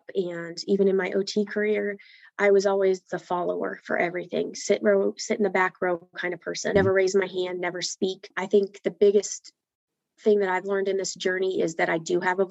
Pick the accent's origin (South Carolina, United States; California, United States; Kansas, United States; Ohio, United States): Kansas, United States; Hays; I am from Hayes, Kansas